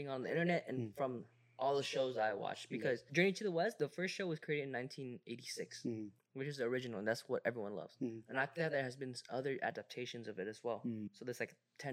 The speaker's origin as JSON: {"language": "English", "country": "Vietnam", "tie": "born or raised there", "moved": "yes", "said": "my childhood growing up in Vietnam"}